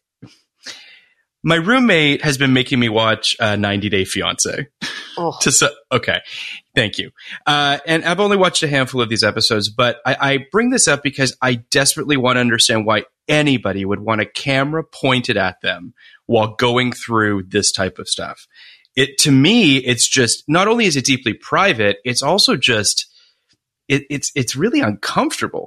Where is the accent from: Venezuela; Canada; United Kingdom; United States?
Canada; Toronto, Ontario; I grew up in Toronto